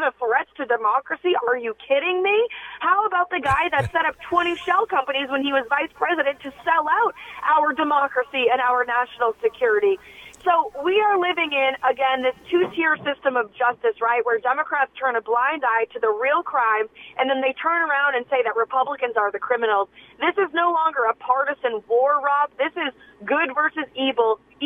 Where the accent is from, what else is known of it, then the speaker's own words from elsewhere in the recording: New Hampshire, United States; I'm up here in New Hampshire, which is my home state